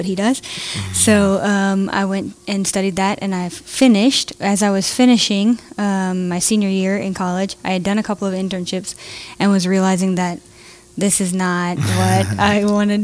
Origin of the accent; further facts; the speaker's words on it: Jennings, Louisiana, United States; moved away as an adult; now in Tanzania; I was born and raised in Jennings, Louisiana